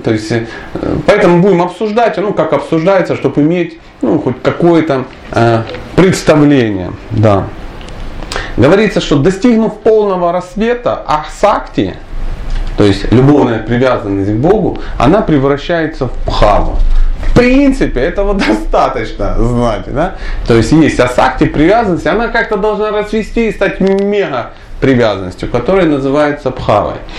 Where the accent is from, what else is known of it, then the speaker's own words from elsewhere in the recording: Dnipro, Dnipropetrovsk Oblast, Ukraine; я вообще человек южный, скажем так, я из Днепропетровска